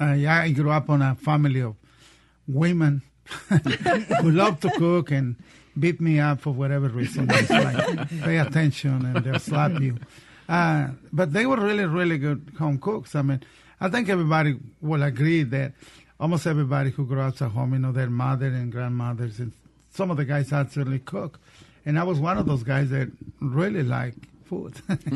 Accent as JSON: {"language": "English", "town": "Waco", "region": "Texas", "country": "United States", "tie": "born or raised there", "also_born_or_lived": "Monterrey, Mexico", "moved": "as an adult", "lives_now": "Georgia, United States", "said": "I was born in Mexico, in Monterrey, which is another part of Mexico, right at the border with Texas. I grew up in Waco, Texas, mm-hmm. and I moved to Georgia in 1987 for 10 days."}